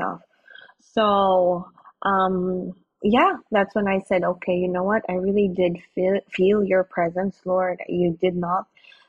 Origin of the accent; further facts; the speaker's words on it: Athens, Attica, Greece; also born or lived in Philippines; Filipina. I am 27 years old. I was born and raised here in Athens, Greece. I grew up here. Did and finished my college in the Philippines. Came back here in Athens, Greece.